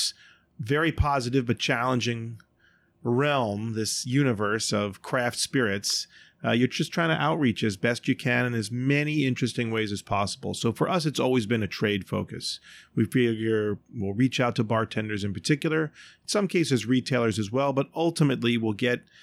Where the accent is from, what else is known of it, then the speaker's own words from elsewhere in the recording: Baltimore, Maryland, United States; now in New York City, United States; Baltimore is my hometown